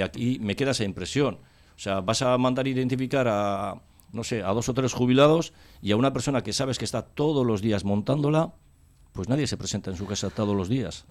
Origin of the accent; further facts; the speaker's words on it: Cáceres, Extremadura, Spain; now in Basque Country, Spain; yo soy de Cáceres y he venido a, al País Vasco